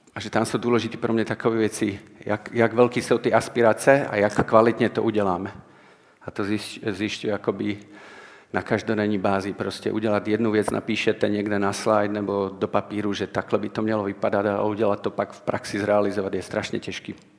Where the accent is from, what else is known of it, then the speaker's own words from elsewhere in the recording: Martin, Žilina Region, Slovakia; Czech is a second language; já jsem ze Slovenska, takže mluvím takovou lámanou češtinou